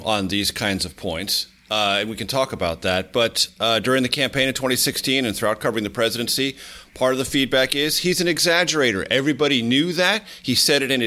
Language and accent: English; San Diego, California, United States; KFMB in my hometown of San Diego